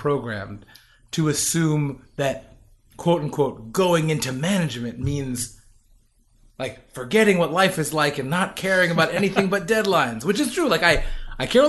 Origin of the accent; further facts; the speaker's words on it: New York, United States; also born or lived in Tennessee / Pennsylvania; I was away from New York or Tennessee, which I was officially born in, but I was left when I was like one year old